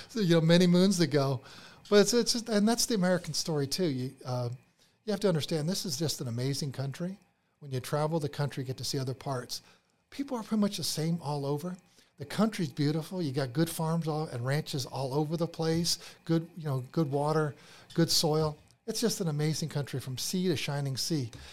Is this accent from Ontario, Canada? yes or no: yes; Toronto, Ontario, Canada; moved away as an adult; also born or lived in Pennsylvania, United States; now in Georgia, United States; I was, I was born in Pennsylvania, so lived there first to fourth, but then my dad got transferred up to Toronto, uh, Canada. And so fifth grade through, you know, college, uh, I lived up in Canada